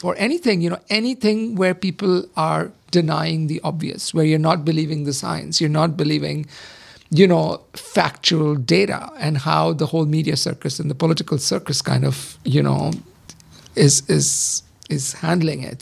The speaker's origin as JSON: {"language": "English", "country": "India", "tie": "born or raised there", "said": "I grew up in the seventies, but I grew up in India"}